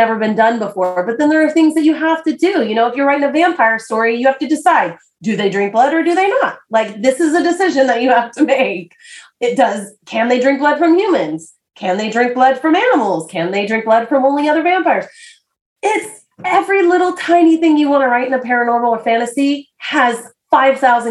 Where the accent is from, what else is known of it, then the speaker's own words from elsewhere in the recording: United States; I'm an American